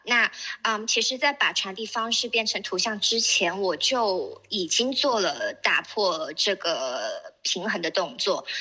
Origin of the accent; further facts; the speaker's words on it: Shenzhen, Guangdong, China; 我是深圳人